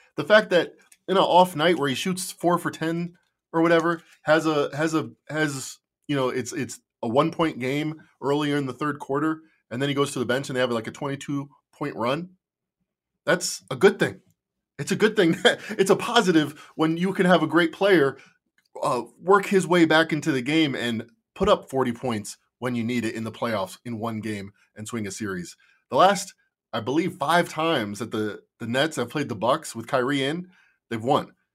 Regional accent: Chicago, Illinois, United States; I'm from Chicago

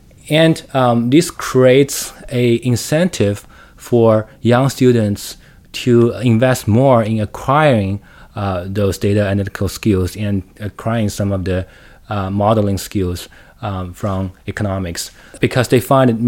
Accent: Shanghai, China; English is a second language; Like, just speaking of me, I grew up in Shanghai. I spent most of my time in the cities, well, and in university and in schools.

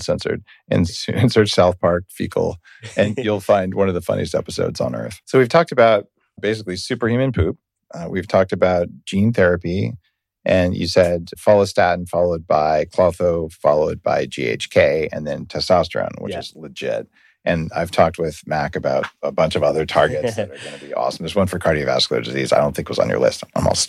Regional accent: Canada; Yeah, no, I'm a Canadian, so yeah, of course I was forced to comply with all the regulations.

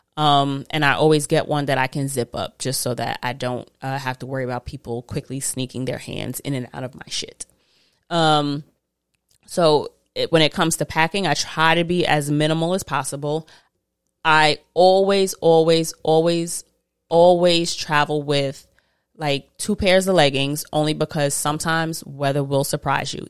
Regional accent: United States; I am very American

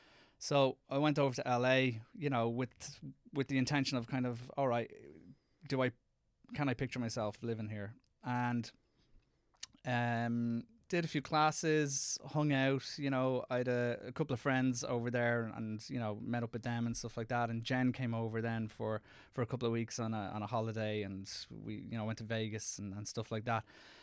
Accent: Ireland; accent: Irish; No, I go in speaking in my Irish accent, which probably isn't the greatest thing.

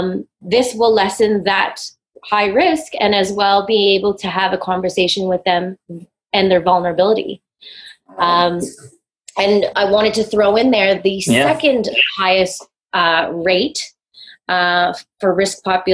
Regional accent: Toronto, Ontario, Canada; if you don't know, I'm from Toronto. I'm out in Canada.

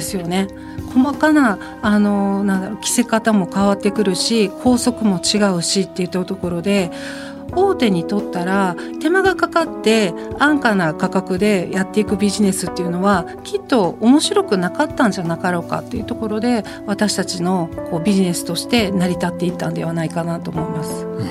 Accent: Takamatsu, Kagawa, Japan; 私の地元香川県高松市の自宅を拠点に開業して

